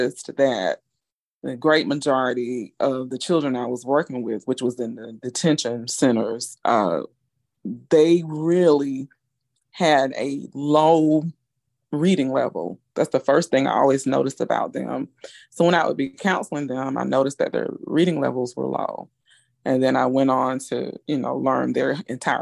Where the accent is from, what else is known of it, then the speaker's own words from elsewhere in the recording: Macon, Georgia, United States; moved away as an adult; now in Augusta, United States; I'm originally from Macon, Georgia. I've been here in Augusta since about 18 years old.